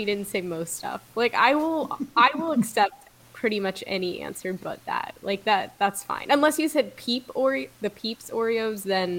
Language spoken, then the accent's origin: English; East Coast of Florida, United States; I grew up on the East Coast in Florida, and like, I went, my middle school was literally across the street from the beach.